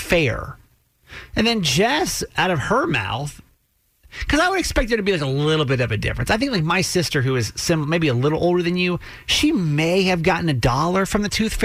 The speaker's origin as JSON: {"language": "English", "town": "Atlanta", "region": "Georgia", "country": "United States", "tie": "born or raised there", "said": "I grew up in Atlanta"}